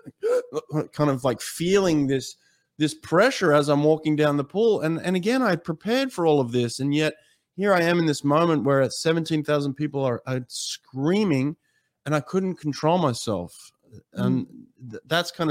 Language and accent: English; Sydney, New South Wales, Australia; my hometown, Sydney, Australia